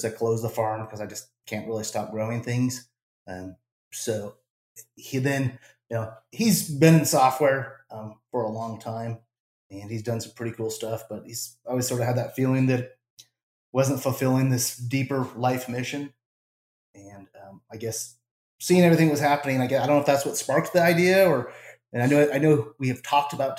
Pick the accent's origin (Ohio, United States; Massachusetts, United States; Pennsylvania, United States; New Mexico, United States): New Mexico, United States; moved away; also born or lived in Southern Arizona; I'm originally from Southern Arizona and then grew up in New Mexico